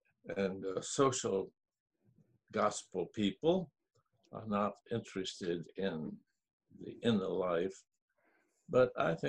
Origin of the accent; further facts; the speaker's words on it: Japan; My parents were Southern Methodist missionaries in Japan. So I grew up in Japan.